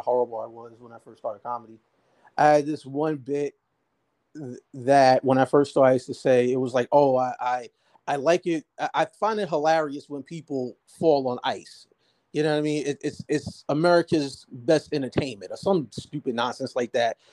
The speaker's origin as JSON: {"language": "English", "town": "Jersey City", "region": "New Jersey", "country": "United States", "tie": "born or raised there", "said": "I'm from Jersey. I'm born and raised Jersey City."}